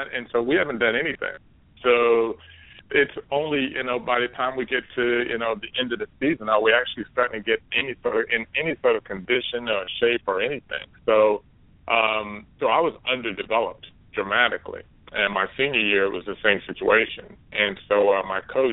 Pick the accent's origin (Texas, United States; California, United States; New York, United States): Texas, United States; Dallas; I'm growing up in Dallas, Texas